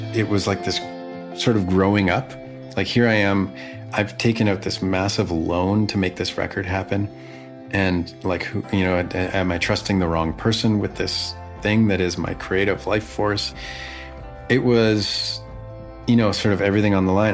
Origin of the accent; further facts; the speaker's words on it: Vancouver, British Columbia, Canada; playing to 100 people in my hometown